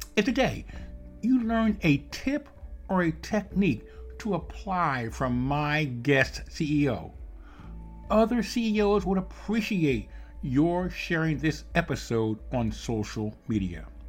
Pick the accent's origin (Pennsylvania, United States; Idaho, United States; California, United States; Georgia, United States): Pennsylvania, United States; Philadelphia; now in Evansville, United States; I'm living in, in Evansville, Indiana, I'm originally born and raised in Philadelphia, so I, I have that East Coast background myself